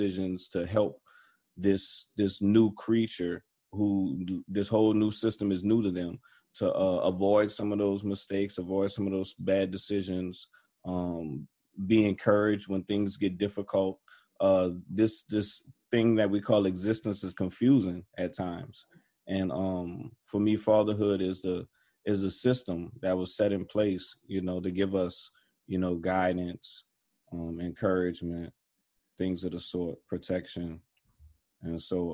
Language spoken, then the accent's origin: English; New Orleans, Louisiana, United States; also born or lived in Atlanta, Georgia; I was born in Atlanta. I was raised in New Orleans, though. New Orleans is my home.